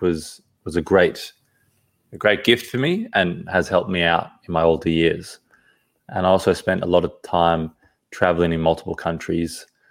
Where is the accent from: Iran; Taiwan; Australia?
Australia; Sydney, New South Wales; also born or lived in Johannesburg, South Africa; now in Perth, Australia; I was originally from Sydney, the East Coast. And yeah, so I was born in South Africa, Johannesburg when I was two. And, uh, when I was about two, I ca-, came to Sydney, Australia.